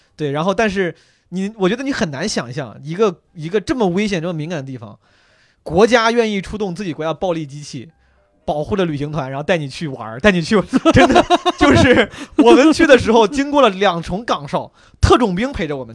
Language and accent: Chinese; Henan, China; 我老家河南的嘛